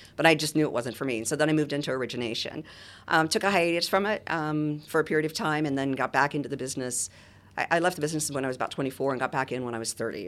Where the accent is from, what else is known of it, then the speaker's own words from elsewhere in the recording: Boca Raton, Florida, United States; also born or lived in Muncie, Indiana; I grew up in Boca Raton